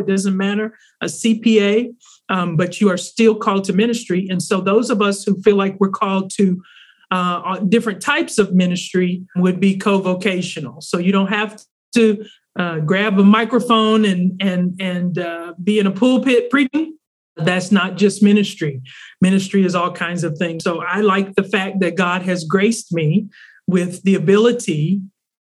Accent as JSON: {"language": "English", "region": "Arkansas", "country": "United States", "tie": "born or raised there", "also_born_or_lived": "East Coast / Southeast", "moved": "yes", "lives_now": "North Carolina, United States", "said": "I am a Southern girl. I grew up in Arkansas and have lived mostly on the East Coast and Southeast for most of my life."}